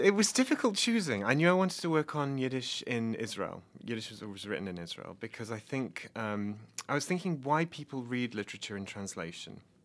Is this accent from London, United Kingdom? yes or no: no; Nottingham, East Midlands, United Kingdom; moved away as an adult; also born or lived in Oxford, England; now in Bloomington, United States; I'm from Nottingham in England